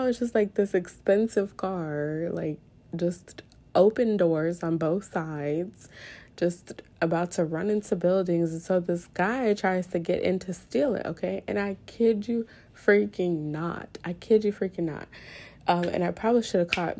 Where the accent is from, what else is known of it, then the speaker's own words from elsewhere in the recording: New Orleans, Louisiana, United States; born and raised in New Orleans